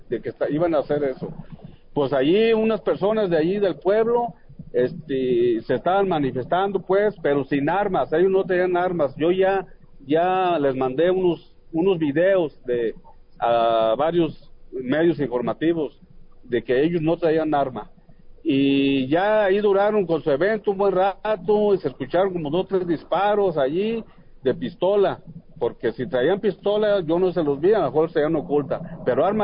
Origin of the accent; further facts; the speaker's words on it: La Ruana, Michoacán, Mexico; me fui para allá, para mi pueblo, para La Ruana